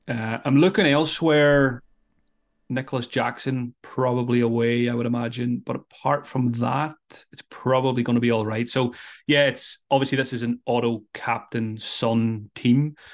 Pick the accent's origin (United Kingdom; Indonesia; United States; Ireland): Ireland; I'm Irish